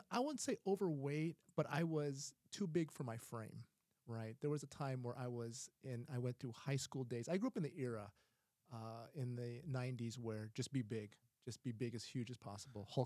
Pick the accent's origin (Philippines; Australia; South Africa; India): Philippines; you know, I'm I'm Filipino, and so we we enjoy the uh, white rice